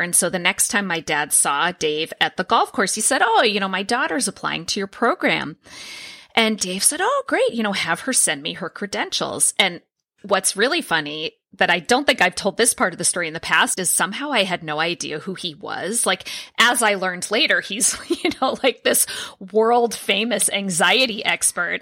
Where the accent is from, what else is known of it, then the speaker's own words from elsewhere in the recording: Boston, Massachusetts, United States; moved away as an adult; also born or lived in San Diego; I applied to Boston University for my PhD program, and I'm from Boston. I was living in San Diego at the time.